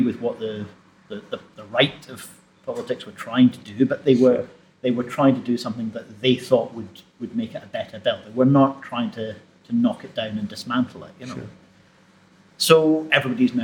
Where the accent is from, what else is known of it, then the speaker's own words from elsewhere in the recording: Dumbarton, Scotland, United Kingdom; I was growing up in Dumbarton